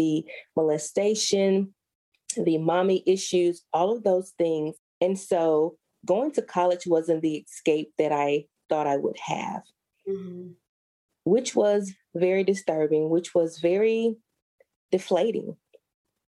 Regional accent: Alabama, United States; I was born and raised in Alabama

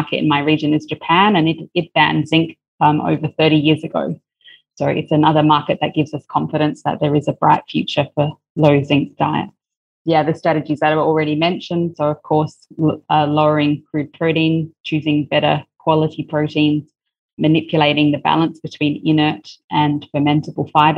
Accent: Australia; also born or lived in China; now in Vietnam; by birth, I'm Australian

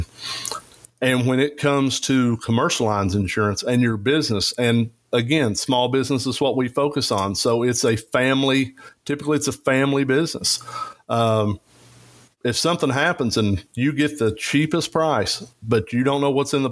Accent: Eastern Kentucky, United States; I'm from Eastern Kentucky

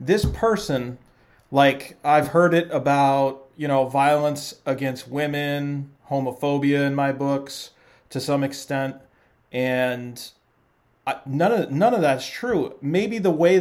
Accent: Central Falls, Rhode Island, United States; I grew up in Central Falls

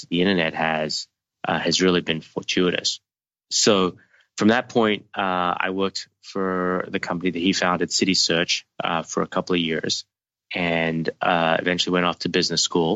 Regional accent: Australia; moved away as an adult; I grew up in Australia and went to university out there

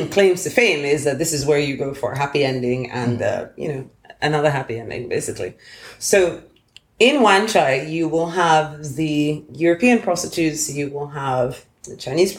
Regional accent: Lagos, Nigeria; moved away; also born or lived in United Kingdom / United States; growing up in Lagos and then spending some time in the UK and the States

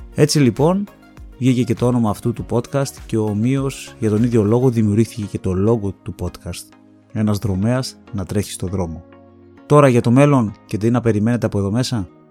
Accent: Thessaloniki, Central Macedonia, Greece; γεννήθηκα στη Θεσσαλονίκη στι 3 Ιουνίου

